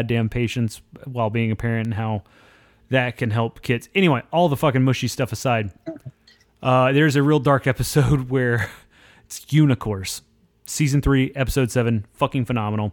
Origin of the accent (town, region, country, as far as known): central Oklahoma, United States; born or raised there